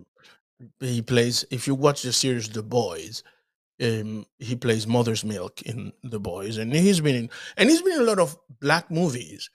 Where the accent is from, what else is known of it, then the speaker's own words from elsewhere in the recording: Dominican Republic; moved away; also born or lived in Haiti; I was born in Haiti, grew up in the Dominican Republic.